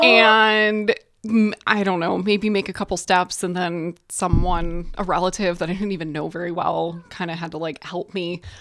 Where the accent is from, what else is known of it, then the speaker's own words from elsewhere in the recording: Detroit, Michigan, United States; I am from Detroit area